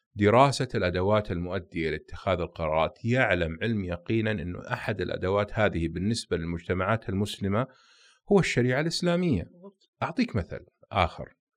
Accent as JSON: {"language": "Arabic", "country": "Saudi Arabia", "said": "احنا كسعوديين"}